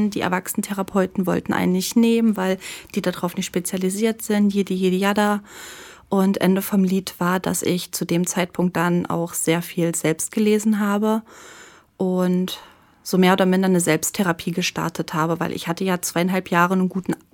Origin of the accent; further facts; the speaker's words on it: East Frisia, Lower Saxony, Germany; moved away; habe in einer Stadt gewohnt in ah, Ostfriesland.